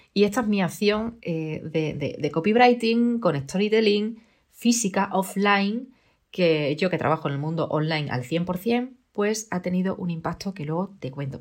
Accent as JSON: {"language": "Spanish", "region": "Extremadura", "country": "Spain", "said": "yo soy extremeña y aquí hay bellotas"}